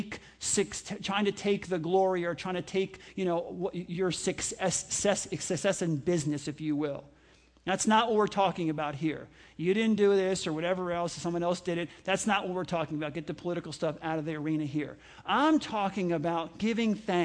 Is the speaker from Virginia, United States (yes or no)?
no; New York, United States; I grew up in New York